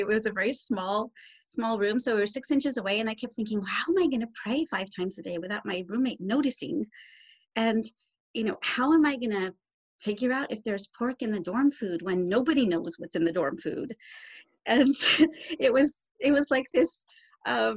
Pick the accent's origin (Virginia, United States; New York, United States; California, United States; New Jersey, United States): California, United States; Southern; I grew up in Southern California